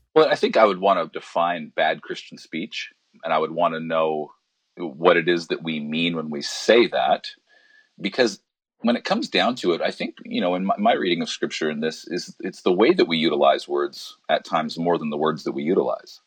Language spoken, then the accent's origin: English; Alberta, Canada; now in Vancouver, Canada; I grew up in Alberta